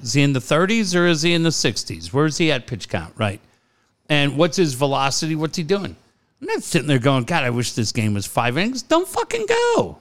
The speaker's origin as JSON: {"language": "English", "country": "United States", "also_born_or_lived": "London", "said": "I'm from the States."}